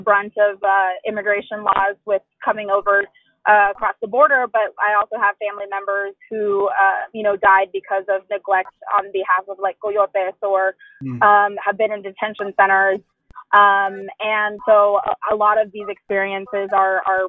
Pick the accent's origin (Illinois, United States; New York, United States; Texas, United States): Texas, United States; Dallas; I'm from Dallas, Texas, born and raised